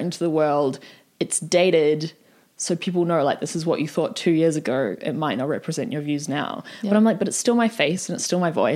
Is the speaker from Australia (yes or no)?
no; New Zealand; I'm from New Zealand